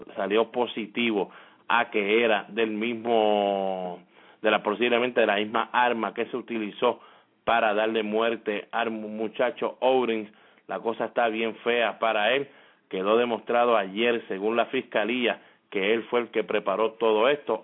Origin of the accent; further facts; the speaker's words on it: Puerto Rico; cómo somos nosotros los boricuas